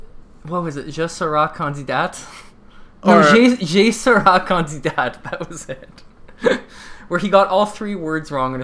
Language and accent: English; United States; now in Canada; My second language at school was actually Spanish. So I grew up in the States, for people who don't know. So I learned Spanish, and to this day, I still like, try to keep in practice, and I have like I understand Spanish still fairly well